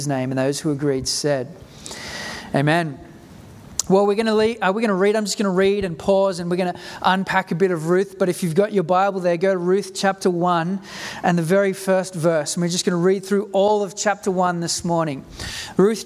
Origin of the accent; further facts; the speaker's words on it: South Africa; now in Australia; my family moved to Australia in 1988. I grew up in South Africa during the time of apartheid.